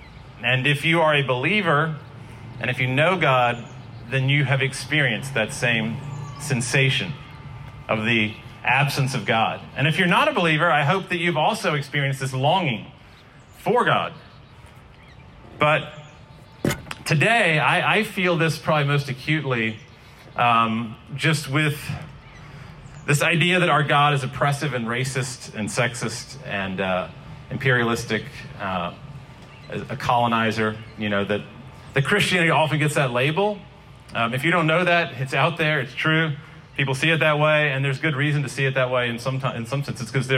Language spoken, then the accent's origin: English; Glencoe, Scotland, United Kingdom; moved away as an adult; now in Raleigh, United States; In 1994, I moved from Glencoe, Scotland, to Hillsborough Street in Raleigh, to NC State.